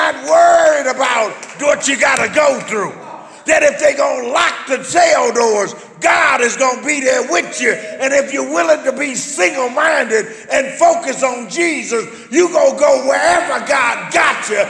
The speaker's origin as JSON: {"language": "English", "country": "United States", "said": "I knew I was an American"}